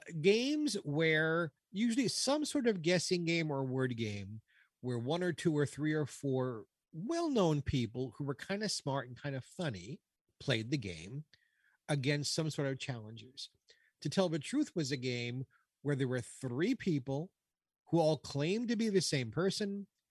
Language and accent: English; New York City, New York, United States; Growing up in Brooklyn, New York, as a little kid